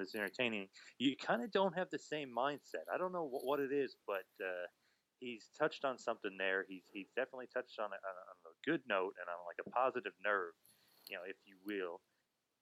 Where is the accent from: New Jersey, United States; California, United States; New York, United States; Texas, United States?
New Jersey, United States; I'm from Jersey, used to see you on all the Jersey independents